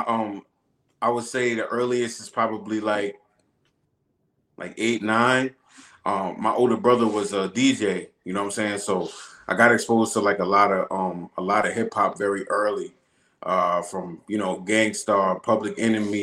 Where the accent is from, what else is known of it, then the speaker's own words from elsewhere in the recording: Long Island, New York, United States; moved away as an adult; now in Atlanta, United States; I've been Long Island my whole life. You know, I've been New York my whole life.